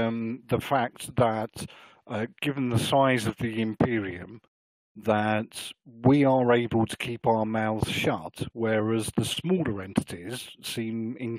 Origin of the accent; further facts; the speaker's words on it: England, United Kingdom; being English